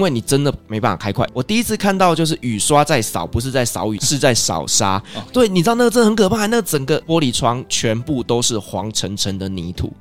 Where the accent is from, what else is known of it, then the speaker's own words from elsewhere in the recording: Kaohsiung, Taiwan; now in Taipei, Taiwan; 我是从高雄上来的一个小孩